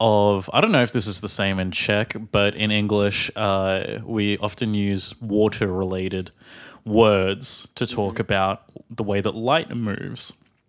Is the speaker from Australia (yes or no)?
yes; Australia; from Australia.